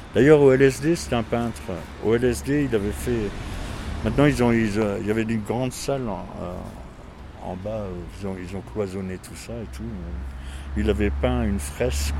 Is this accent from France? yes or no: yes; Forbach, Grand Est, France; now in Metz, France; je suis pas de Metz, je suis de Forbach